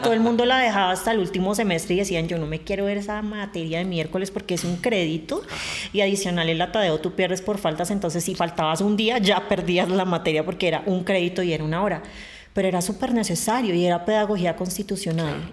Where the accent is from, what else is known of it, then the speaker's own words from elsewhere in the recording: Bogotá, Colombia; yo soy bogotana de nacimiento